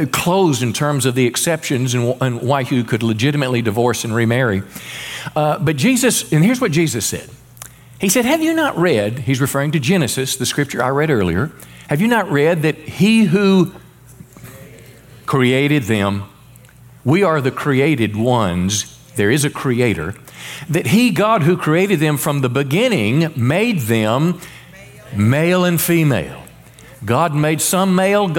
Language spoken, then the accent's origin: English; Mississippi, United States; also born or lived in Memphis, Tennessee; raised in, you know, the country in Mississippi